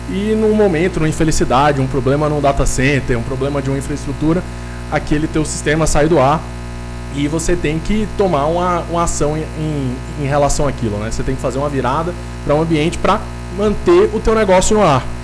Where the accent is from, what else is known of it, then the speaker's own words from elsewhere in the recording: Recife, Pernambuco, Brazil; now in São Paulo, Brazil; é, tenho 29 anos, eu sou natural de Recife, mas moro aqui em São Paulo já há bastante tempo.